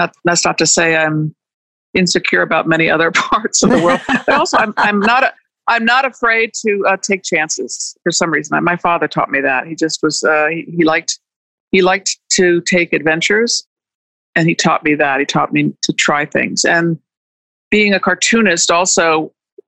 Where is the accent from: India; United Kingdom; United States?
United States; Washington, District of Columbia; I grew up in Washington, D.C. in the middle of a lot of this stuff